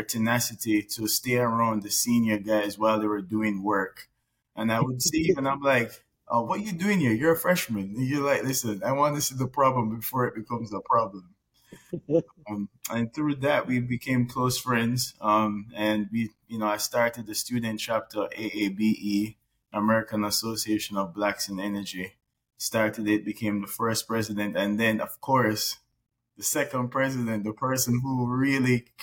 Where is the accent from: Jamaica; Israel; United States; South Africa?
Jamaica; I'm also from Jamaica